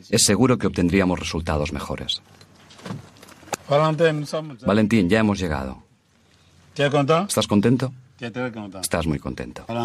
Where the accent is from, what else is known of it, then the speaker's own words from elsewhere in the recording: Benin; moved away; also born or lived in Ivory Coast; Benín, de donde soy originario